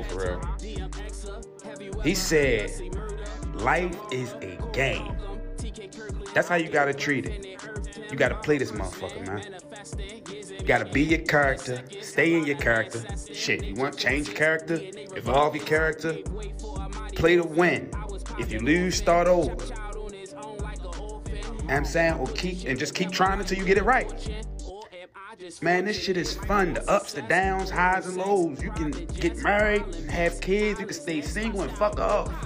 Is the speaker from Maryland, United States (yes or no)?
yes; Baltimore, Maryland, United States; I'm from Baltimore City